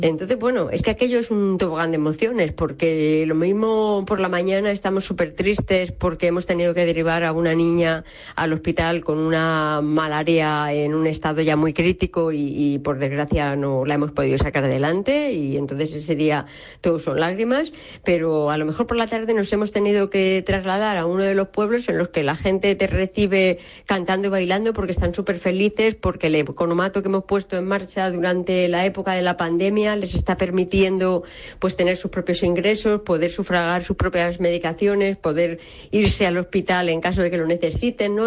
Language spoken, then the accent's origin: Spanish; Robledo, Castilla-La Mancha, Spain; moved away as an adult; now in Madrid, Spain; soy de Robledo, de un pueblo de la Sierra de Alcaraz, en Albacete